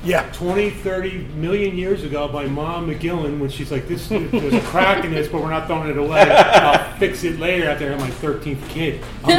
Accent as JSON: {"language": "English", "town": "Swarthmore", "region": "Pennsylvania", "country": "United States", "tie": "born or raised there", "said": "I grew up in Swarthmore, Delco."}